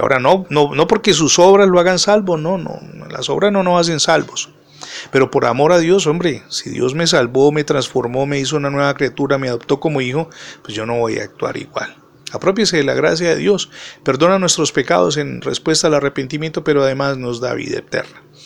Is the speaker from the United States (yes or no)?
no; Cali, Valle del Cauca, Colombia